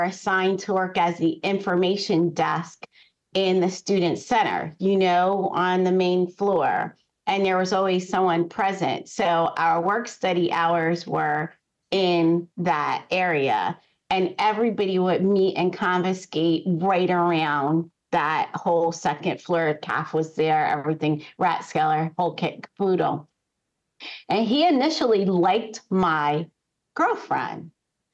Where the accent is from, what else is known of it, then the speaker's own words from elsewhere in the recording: near Kean, New Jersey, United States; I grew up near Kane